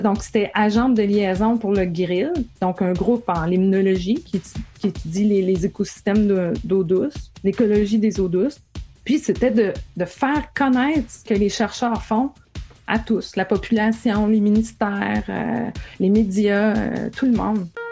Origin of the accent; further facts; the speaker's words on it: Gaspésie, Quebec, Canada; moi, je viens de la Gaspésie